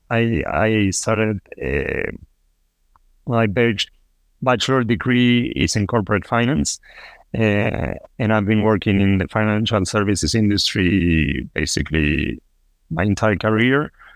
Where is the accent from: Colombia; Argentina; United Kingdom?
Argentina; Buenos Aires; also born or lived in Costa Rica / Peru; now in Toronto, Canada; I am originally from Argentina. I was born in Buenos Aires, uh, but I lived in Costa Rica. I lived in Peru, and now I'm living in Canada.